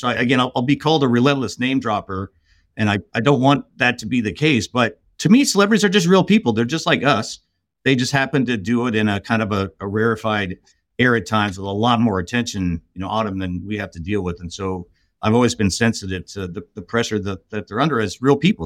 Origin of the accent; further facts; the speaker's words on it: Los Angeles, California, United States; I grew up in, in Southern California. I grew up in L